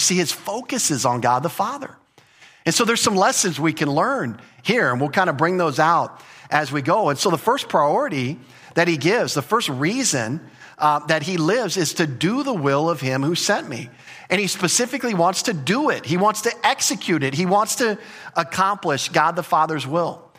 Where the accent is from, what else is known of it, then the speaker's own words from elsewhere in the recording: United States; as an American culture